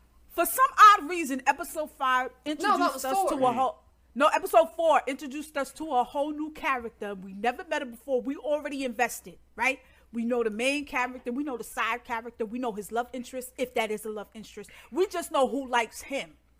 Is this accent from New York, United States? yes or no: yes; New York, United States; Me and Derby are native New Yorkers